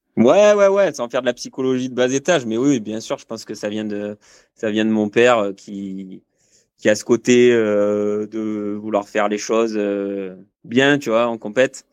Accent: Marseille, Provence-Alpes-Côte d'Azur, France; moved away as an adult; also born or lived in Aubagne / Cadolive / Bordeaux; now in Gap, France; moi je suis originaire de, de Marseille

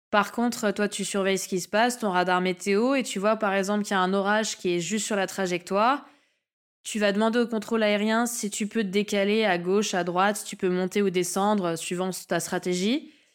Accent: New Caledonia; je suis calédonienne

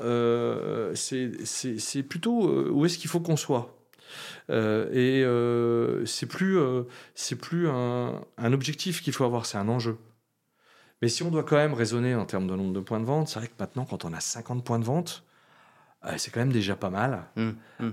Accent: Lyon, Auvergne-Rhône-Alpes, France; je suis lyonnais

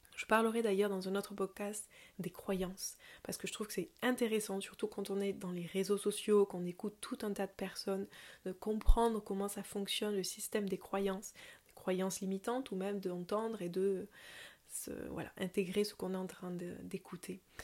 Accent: south of Toulouse, Occitania, France; accent: southern; Mais je viens d'en dessous de Toulouse, une petite heure de Toulouse dans les montagnes

